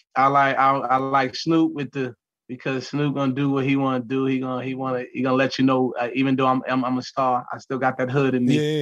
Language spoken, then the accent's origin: English; New York City, New York, United States; I'm from New York City